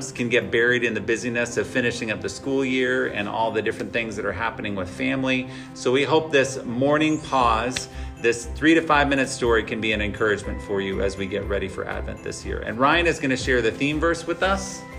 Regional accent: Indonesia; as I grew up in Indonesia as a missionary kid, um, I went to actually live in the dorm from first grade.

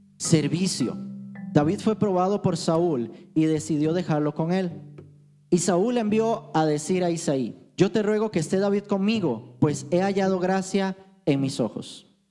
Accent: Alajuela, Costa Rica; yo vengo de Alajuela

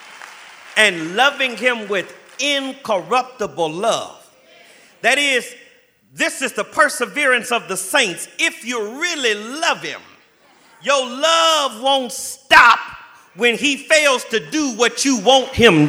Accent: Los Angeles, California, United States; now in Jacksonville, United States; I was from Los Angeles

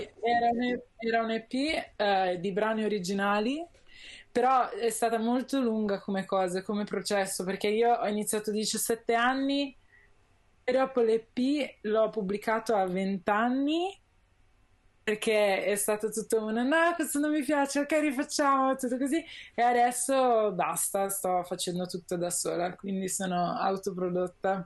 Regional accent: Milan, Lombardy, Italy; io sono nata a Milano, sono cresciuta a Milano

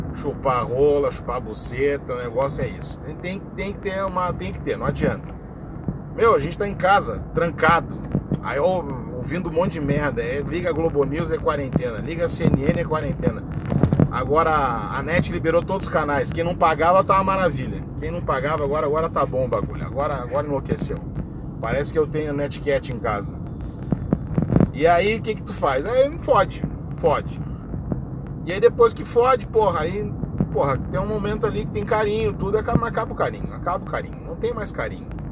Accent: Brazil; Eu sou brasileiro

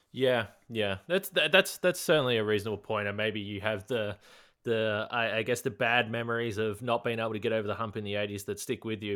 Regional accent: Australia; growing up in Australia

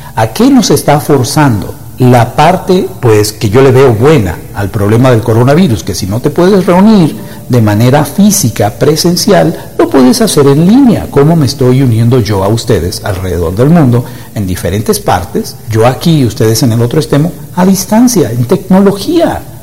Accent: Dominican Republic; yo soy de República Dominicana, una isla del Caribe la isla del merengue y de la bachata.

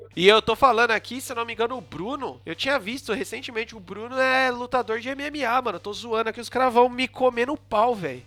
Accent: São Paulo, Brazil; nunca morei em condomínio, sou do Graja

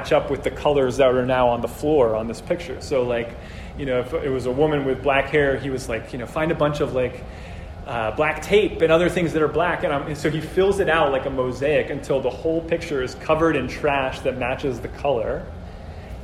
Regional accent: Brazil; moved away; I'm from Brazil originally

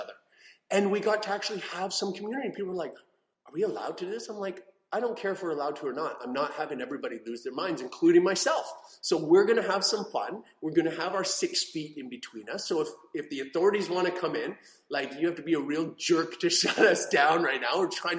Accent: Canada; I'm from Canada

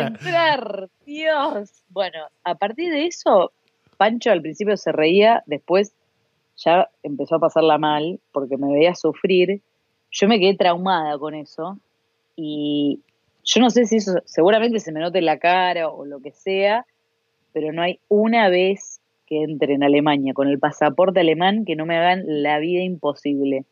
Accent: Argentina

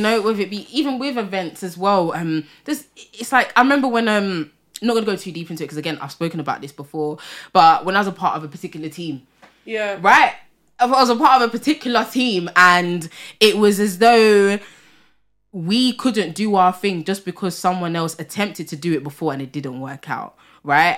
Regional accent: London, United Kingdom; I'm from Tottenham, right? And I would say for North London, we do have a community here.

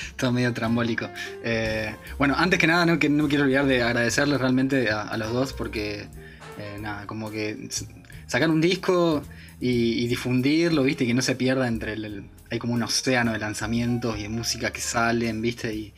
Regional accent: Río Ceballos, Córdoba, Argentina; moved away as an adult; now in Buenos Aires, Argentina; me crié en Córdoba, en un pueblito ahí en, las Sierras Chicas, se llama Río Ceballos

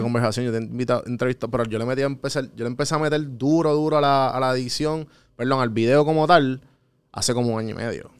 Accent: Puerto Rico

